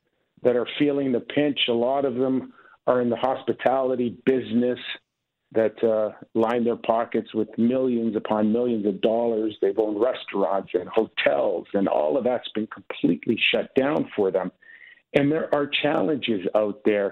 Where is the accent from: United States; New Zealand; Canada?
Canada; I'm Canadian. Yes, I was born in Canada